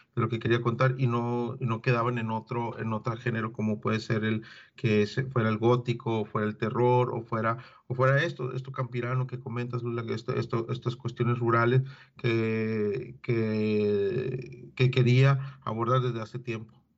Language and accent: Spanish; Agua Prieta, Sonora, Mexico; yo soy nacido en Agua Prieta